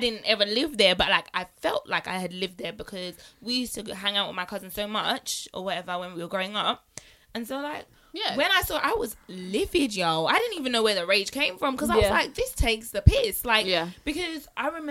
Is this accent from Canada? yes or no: no; Croydon, London, United Kingdom; I was raised here. So I was raised in Croydon